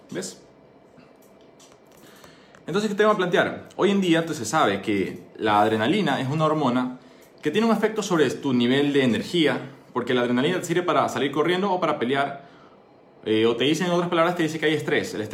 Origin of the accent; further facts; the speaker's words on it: Ecuador; soy médico, soy ecuatoriano, soy emprendedor.